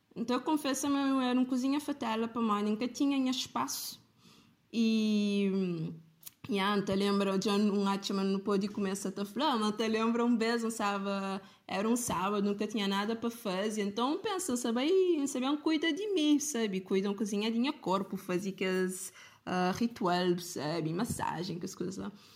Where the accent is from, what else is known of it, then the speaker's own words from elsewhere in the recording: Cape Verde; como cabo-verdiana